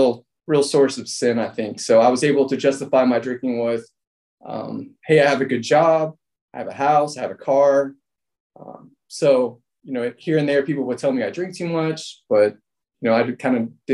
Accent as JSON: {"language": "English", "town": "Atlanta", "region": "Georgia", "country": "United States", "tie": "born or raised there", "said": "So I grew up here in Atlanta"}